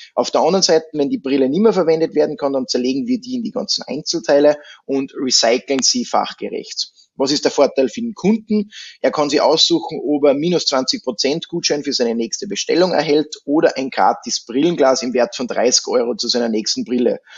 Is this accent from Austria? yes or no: yes; Austria; bei uns in Österreich